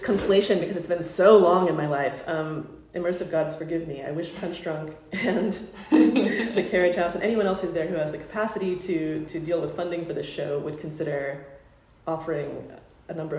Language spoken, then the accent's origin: English; United States; accent: United States; Me and my United States accent